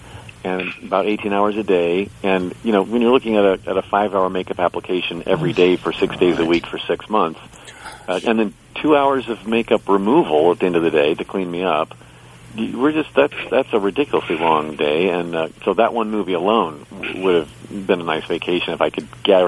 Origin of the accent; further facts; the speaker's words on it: Indianapolis, Indiana, United States; I grew up in Indianapolis, Indiana.